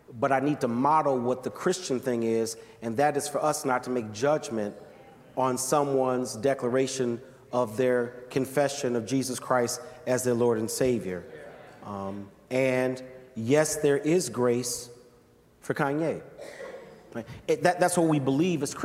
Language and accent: English; Chicago, Illinois, United States; I'm from Chi